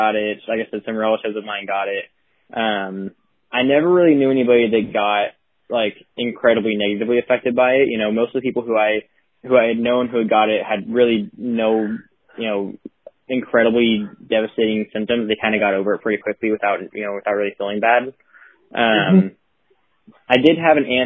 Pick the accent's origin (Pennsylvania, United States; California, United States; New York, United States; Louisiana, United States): California, United States; Tulare; my hometown, Tulare